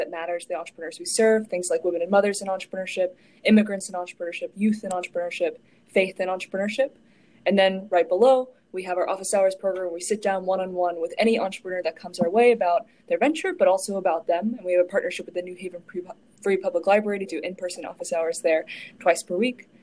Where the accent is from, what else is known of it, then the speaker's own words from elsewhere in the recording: Lexington, Kentucky, United States; moved away as an adult; now in New Haven, United States; We're both originally from Kentucky. I'm from Lexington